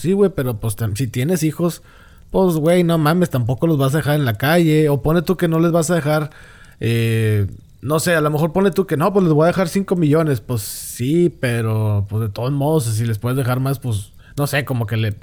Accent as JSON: {"language": "Spanish", "country": "Mexico", "said": "como muchos mexicanos nada más lo llegamos a tener bien actualizado"}